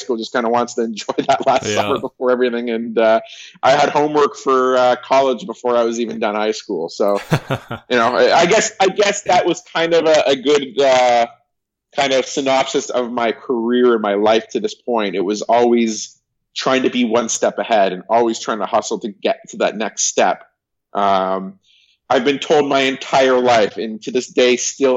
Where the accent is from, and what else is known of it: Canada; born or raised there; also born or lived in Burbank, California; now in Toronto, Canada